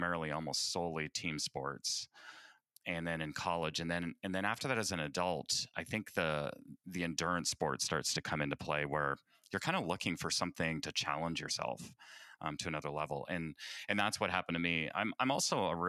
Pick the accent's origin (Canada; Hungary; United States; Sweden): Canada; I hail from the Great White North, O Canada